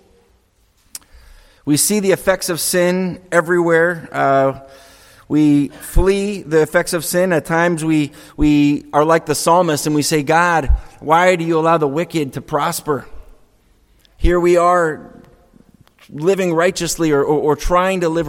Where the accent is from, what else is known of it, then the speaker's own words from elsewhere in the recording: Franklin, New Hampshire, United States; I grew up on Webster Lake. It's a little freshwater lake in West Franklin